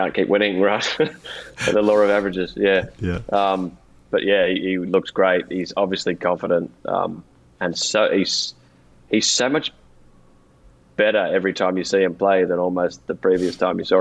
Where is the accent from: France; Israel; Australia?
Australia; accent: Australian; There's a little bit of an Australian edge to mine